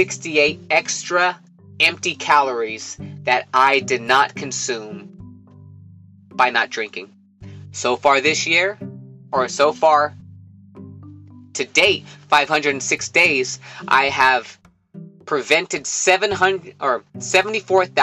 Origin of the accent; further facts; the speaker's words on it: Livermore, California, United States; my hometown of Livermore, California